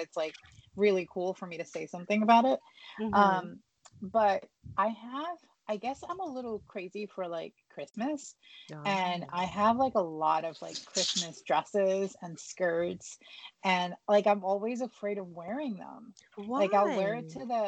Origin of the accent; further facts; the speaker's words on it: East Coast, United States; I know I'm from the East Coast